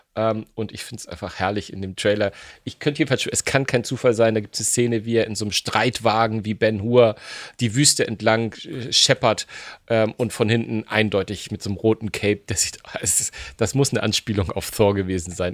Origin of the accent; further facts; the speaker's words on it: Esslingen, Baden-Württemberg, Germany; in meiner Heimatstadt